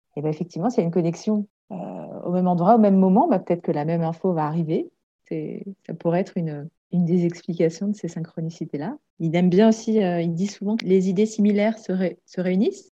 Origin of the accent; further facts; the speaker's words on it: Alsace, Grand Est, France; moved away as an adult; now in Comines, France; Donc, moi, à la base, je suis alsacienne